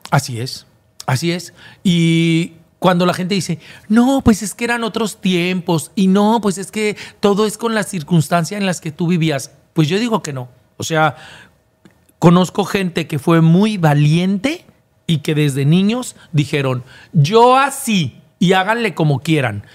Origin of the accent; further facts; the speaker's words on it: Guadalajara, Jalisco, Mexico; moved away as an adult; now in Monterrey, Mexico; Sí sé que en Guadalajara está mi casa. En Guadalajara está todos, toda mi parentela